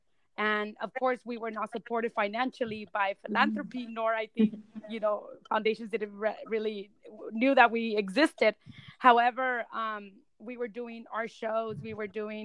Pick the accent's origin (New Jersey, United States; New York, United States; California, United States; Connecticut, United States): California, United States; Selma; English is a second language; I grew up in Selma, which is a rural city